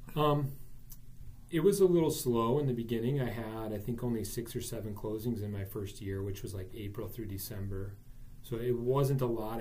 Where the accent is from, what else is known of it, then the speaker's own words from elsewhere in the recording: New Berlin, Wisconsin, United States; I grew up in New Berlin